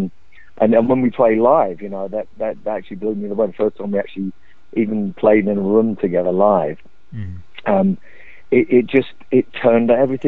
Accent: London, United Kingdom; I grew up in the East End of London

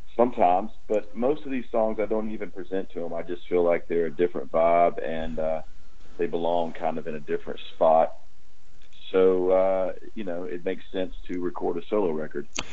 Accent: Georgia, United States; We grew up in Georgia.

